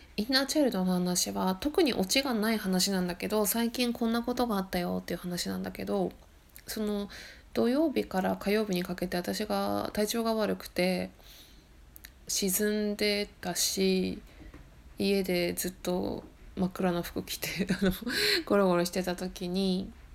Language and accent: Japanese; Akita, Japan; also born or lived in Sendai, Miyagi; now in Shimane Prefecture (remote island), Japan; 私秋田県出身なんで東北で寒いとこでね生まれてき育ってるから